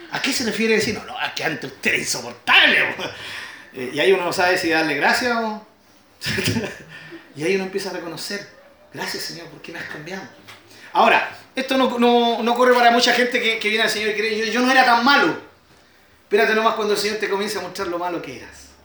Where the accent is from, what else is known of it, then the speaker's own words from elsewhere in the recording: Chile; Estamos orgullosos de nuestro país